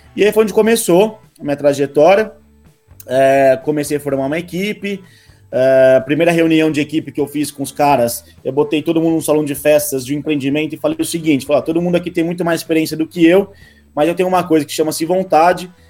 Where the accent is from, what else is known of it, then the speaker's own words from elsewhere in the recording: Rio Claro, São Paulo, Brazil; moved away as an adult; now in São Paulo, Brazil; eu sou do interior de São Paulo, de Rio Claro, e vim para São Paulo há praticamente seis anos